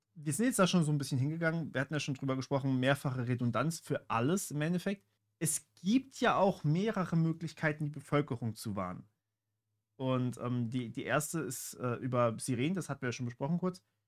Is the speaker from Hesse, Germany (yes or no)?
no; Baden-Württemberg, Germany; ich bin in Baden-Württemberg aufgewachsen